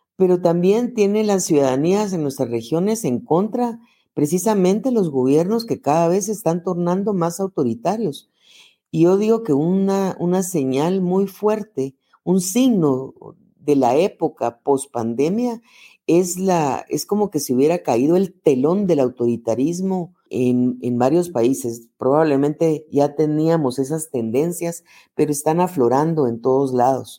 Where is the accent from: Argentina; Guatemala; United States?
Guatemala; soy guatemalteca